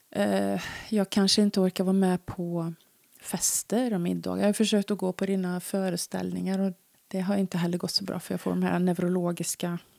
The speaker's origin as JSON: {"language": "Swedish", "region": "Värmland", "country": "Sweden", "accent": "Värmland dialect", "said": "jag pratar för mycket värmländska"}